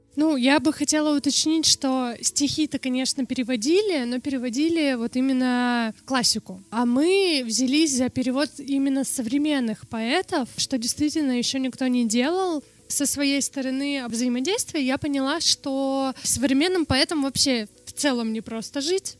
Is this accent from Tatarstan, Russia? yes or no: no; Norilsk, Krasnoyarsk Krai, Russia; first language Russian Sign Language; Russian is a second language; когда я родилась в 94-м, там явно в Норильске технологий никаких не было